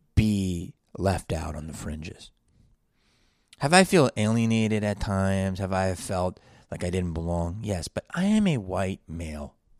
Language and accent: English; Philadelphia, Pennsylvania, United States; growing up in Philly